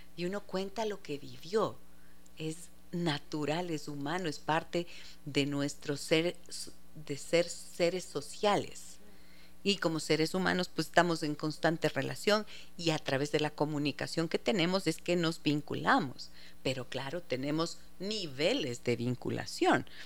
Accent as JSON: {"language": "Spanish", "region": "Arequipa", "country": "Peru", "said": "desde la Ciudad Blanca, desde mi tierrita linda."}